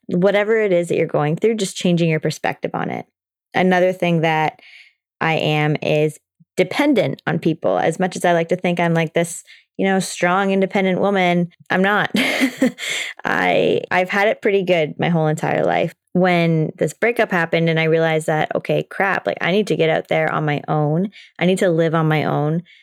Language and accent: English; Toronto, Ontario, Canada; I'm from Toronto